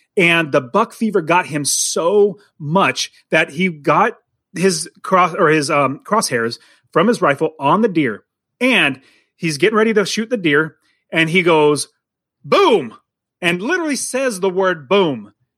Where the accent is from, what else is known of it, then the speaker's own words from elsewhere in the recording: United States; I grew up in America. I'm an American